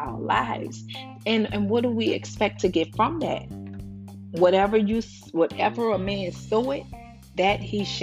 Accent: New Orleans, Louisiana, United States; also born or lived in San Francisco, California; now in Houston, United States; I'm in Houston, Texas. I'm from New Orleans, born in San Francisco.

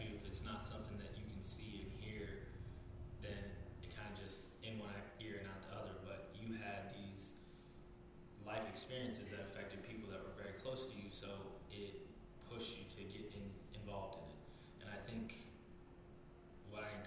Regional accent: California, United States; now in Charlotte, United States; growing up in California, you're surrounded by so many people.

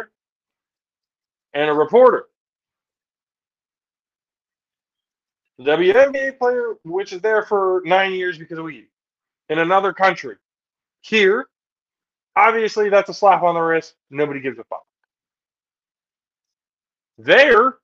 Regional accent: United States; we're American

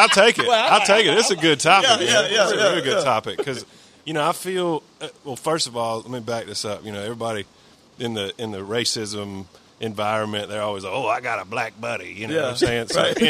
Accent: Columbus, Georgia, United States; also born or lived in Phenix City, Alabama; I grew up in Columbus, Georgia, and I grew up in Phoenix, Alabama.

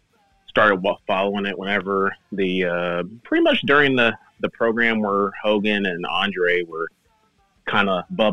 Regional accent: Tomball, Texas, United States; I'm from Houston, Texas, like a small town, Tomball.

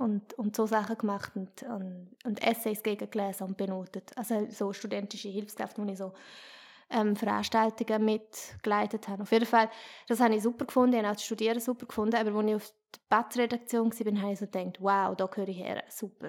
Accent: Chur, Graubünden, Switzerland; now in Basel, Switzerland; ich bin ja aus Chur

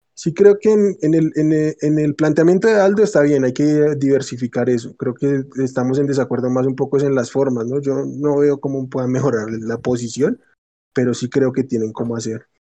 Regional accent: Colombia; acá en Colombia

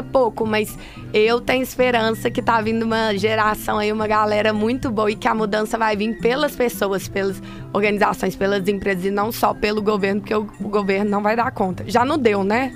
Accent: Belo Horizonte, Minas Gerais, Brazil; parece um pouco pelo pelo sotaque, mas eu sou mineira. Eu sou de BH

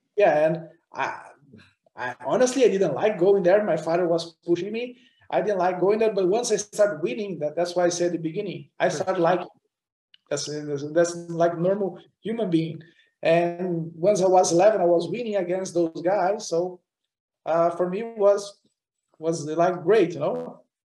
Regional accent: Curitiba, Paraná, Brazil; English is a second language; moved away; also born or lived in Europe; the local racetrack in Brazil, in my hometown Curitiba

